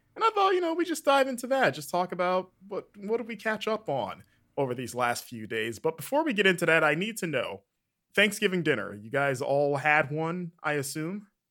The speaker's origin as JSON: {"language": "English", "region": "Florida", "country": "United States", "tie": "born or raised there", "said": "growing up in Florida slash the South"}